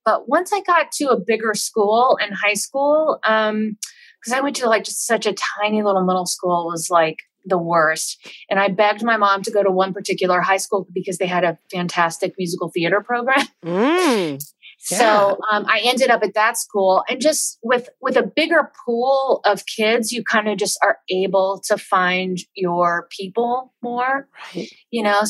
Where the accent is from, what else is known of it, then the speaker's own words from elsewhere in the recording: Baton Rouge, Louisiana, United States; also born or lived in Mississippi; But I feel like I grew up in Louisiana and also in Mississippi, sort of I'm right, Baton Rouge is kind of right there, at the top of the toe of the boot.